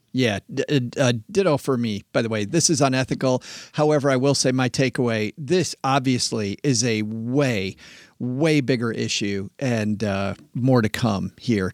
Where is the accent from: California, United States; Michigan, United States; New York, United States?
Michigan, United States; West; I grew up in West Michigan farm country.